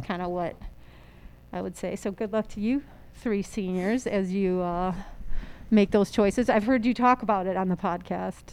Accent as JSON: {"language": "English", "town": "La Grange", "region": "Illinois", "country": "United States", "tie": "born or raised there", "also_born_or_lived": "Maryland", "said": "I was born there but four years old when we moved back to Chicago"}